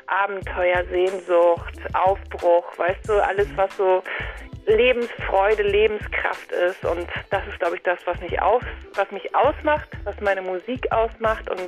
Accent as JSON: {"language": "German", "region": "Schleswig-Holstein", "country": "Germany", "tie": "born or raised there", "said": "ich bin, sag mal, geboren und groß geworden in Nordfriesland, genauso, also irgendwie so, so hinterm Deich gleich so"}